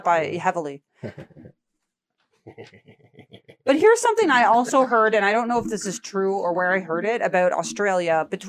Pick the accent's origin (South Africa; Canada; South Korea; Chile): Canada; I just find it interesting as a Canadian.